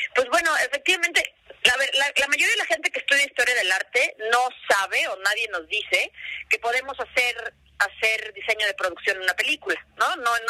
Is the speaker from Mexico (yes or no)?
yes; Mexico